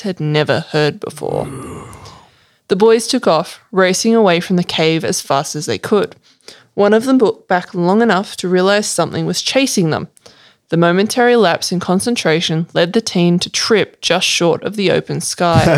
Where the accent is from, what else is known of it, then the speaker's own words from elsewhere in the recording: Sydney, New South Wales, Australia; I grew up in Sydney.